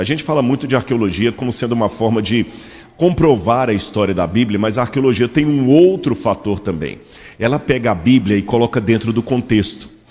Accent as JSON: {"language": "Portuguese", "town": "Belo Horizonte", "region": "Minas Gerais", "country": "Brazil", "said": "Eu sou mineiro de Belo Horizonte"}